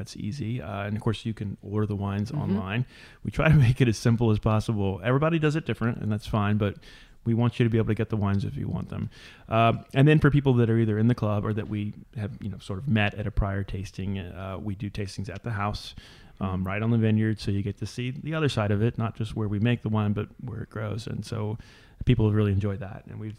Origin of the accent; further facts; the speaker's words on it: New Orleans, Louisiana, United States; moved away as an adult; now in Dry Creek Valley, United States; I'm from New Orleans. Everything's flat